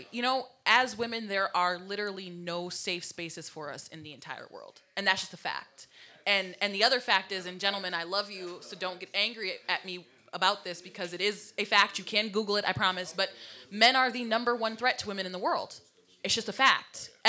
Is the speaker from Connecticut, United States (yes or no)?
yes; Waterbury, Connecticut, United States; we grew up in Waterbury, Connecticut, and we know how Waterbury, Connecticut is.